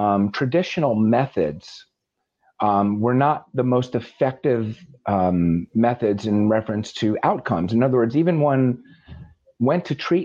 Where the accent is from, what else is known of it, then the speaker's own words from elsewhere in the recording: the Catskills, New York, United States; I grew up in the Catskills